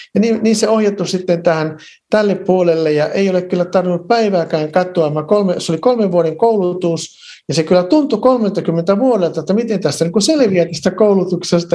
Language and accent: Finnish; Varkaus, North Savo, Finland; now in Lahti, Finland; mä olen kotoisin Varkaudesta, mä olin syntynyt ja käynyt siellä kouluni